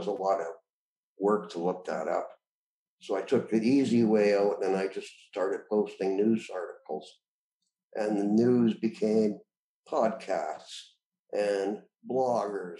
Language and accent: English; Moose Jaw, Saskatchewan, Canada; moved away; also born or lived in British Columbia / Prince George / Lower Mainland; growing up in Moose Jaw, Saskatchewan